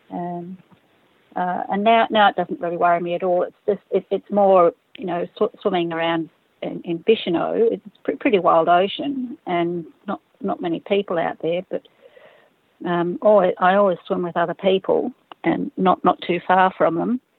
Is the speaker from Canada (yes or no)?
no; Fiji; I grew up in Fiji and spent a lot of time, you know, with my father and mother and sisters uh, swimming in around Coral Island.